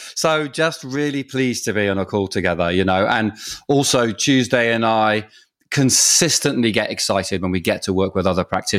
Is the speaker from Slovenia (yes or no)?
no; England, United Kingdom; now in Canada; being Canadian is suddenly like, it's, you know, I feel like I'm ready to, you know, surrender a lot of my Englishness